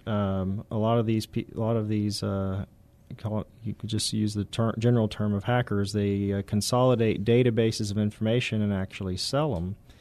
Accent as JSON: {"language": "English", "town": "San Antonio", "region": "Texas", "country": "United States", "said": "I'm from San Antonio area originally"}